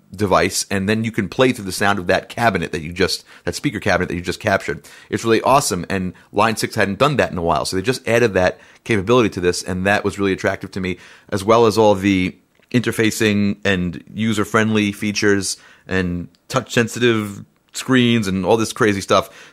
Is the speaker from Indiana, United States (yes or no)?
no; New York, United States; I'm a musician from New York